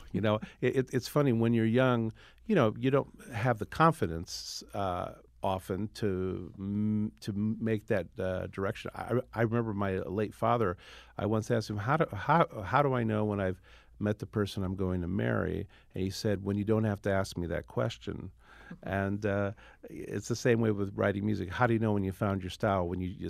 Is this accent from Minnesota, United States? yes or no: no; Iowa, United States; also born or lived in New York; Growing up in Iowa, I played not only rock band, I played all sorts of gigs.